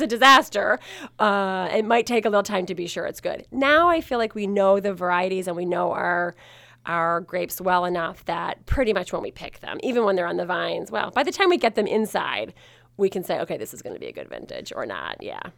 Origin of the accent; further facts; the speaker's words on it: Maryland, United States; I grew up in Maryland